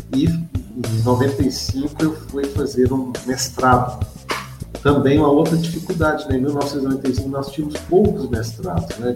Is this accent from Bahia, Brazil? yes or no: no; Campo Belo, Minas Gerais, Brazil; eu sou natural né, de Campo Belo, é uma cidade aqui vizinha, cidade de Formiga